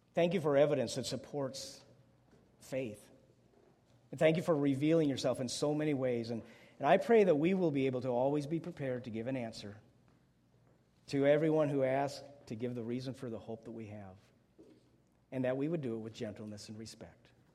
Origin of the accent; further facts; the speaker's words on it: Wisconsin, United States; I grew up in Wisconsin, public school system there.